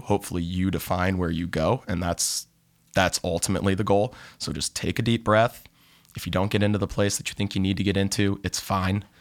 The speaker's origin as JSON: {"language": "English", "town": "Cleveland", "region": "Ohio", "country": "United States", "moved": "as an adult", "lives_now": "Southern California, United States", "said": "I'm originally from Cleveland, Ohio"}